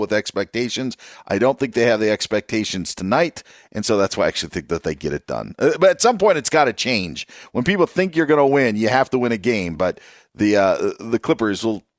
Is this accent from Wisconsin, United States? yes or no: yes; Wisconsin, United States; I grew up in Wisconsin